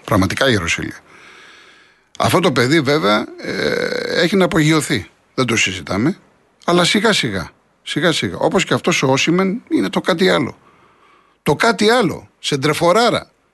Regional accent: Greece; σαν Έλληνες

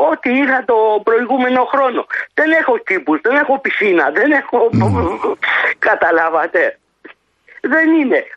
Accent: Berlin, Germany; moved away as an adult; now in Greece; Είμαι χρόνια στην Ελλάδα, μεγάλωσα στο εξωτερικό, στο Βερολίνο, δίπλα στο τείχο, έκανα μπάνιο στο ποτάμι. Τη, τη Μέρκελ μπορεί να πέσαμε μαζί στην παιδική χαρά, στο Ανατολικό Βερολίνο που πηγαίναμε.

